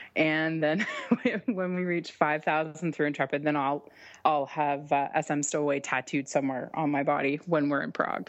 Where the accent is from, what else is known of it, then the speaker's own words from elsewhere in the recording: Canada; I'm Canadian